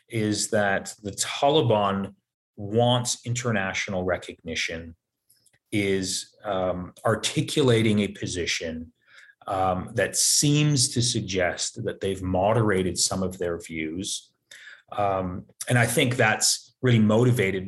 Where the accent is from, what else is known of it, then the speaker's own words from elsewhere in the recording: United States; we as American citizens